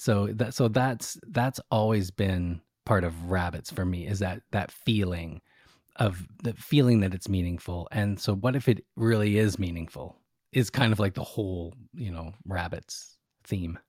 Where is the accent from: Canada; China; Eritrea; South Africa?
Canada; I'm Canadian